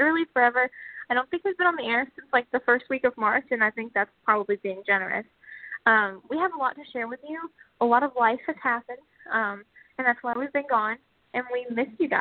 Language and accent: English; Alabama, United States; we're both from Alabama